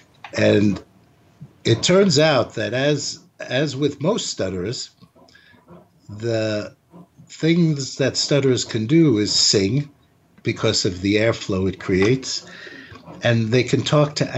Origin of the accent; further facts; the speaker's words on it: New York City, New York, United States; I grew up in New York City